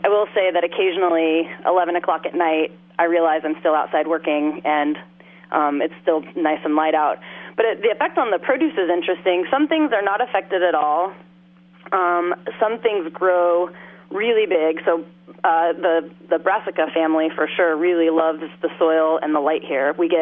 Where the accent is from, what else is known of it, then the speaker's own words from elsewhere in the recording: Oklahoma, United States; also born or lived in Massachusetts / New York; now in Alaska, United States; I grew up in Oklahoma, sort of surrounded by agriculture